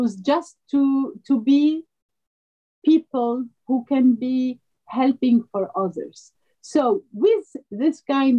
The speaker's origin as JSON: {"language": "English", "country": "Lebanon", "tie": "born or raised there", "also_born_or_lived": "Aleppo, Syria", "first_language": "French", "second_language": "English", "moved": "yes", "lives_now": "Paris, France", "said": "I was born in Aleppo and raised there until the age of six, not even seven. And then we went to Lebanon"}